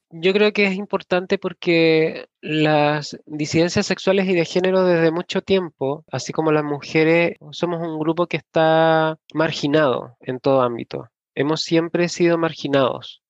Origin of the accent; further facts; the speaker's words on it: La Florida, Santiago Metropolitan Region, Chile; soy de la Florida, vivo aquí hace muchos años, desde los nueve años aproximadamente. Nací en Santiago Centro